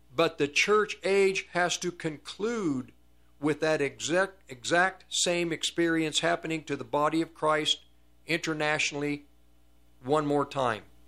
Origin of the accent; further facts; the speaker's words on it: United States; I'm an American, because we're in America